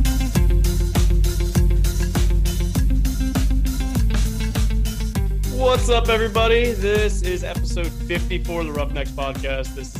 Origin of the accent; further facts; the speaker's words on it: Ohio, United States; I'm from Ohio